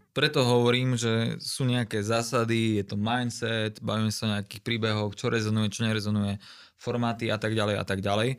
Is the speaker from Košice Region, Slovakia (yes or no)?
yes; Košice, Košice Region, Slovakia; som z Košic